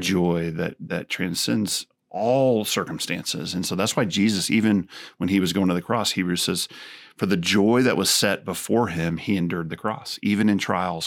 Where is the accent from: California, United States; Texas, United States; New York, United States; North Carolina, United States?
Texas, United States; growing up in Texas